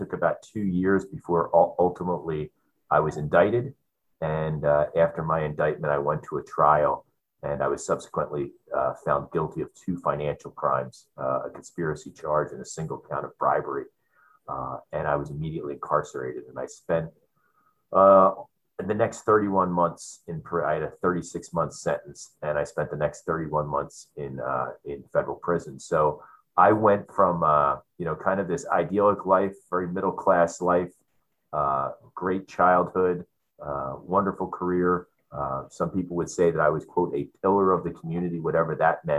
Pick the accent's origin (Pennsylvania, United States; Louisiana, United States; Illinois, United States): Pennsylvania, United States; Philadelphia; moved away as an adult; now in San Diego, United States; I grew up in Philadelphia, on the other side of our country, as an East Coast boy